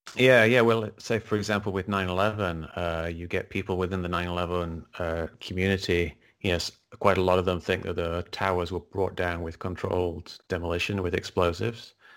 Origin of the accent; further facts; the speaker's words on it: England, United Kingdom; moved away; I grew up in England, uh, as you can probably tell by the accent